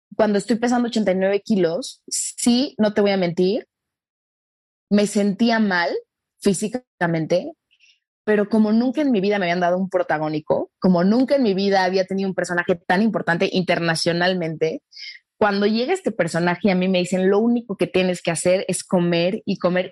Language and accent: Spanish; Mexico; nosotros en, en, en México adoramos a las rubias altas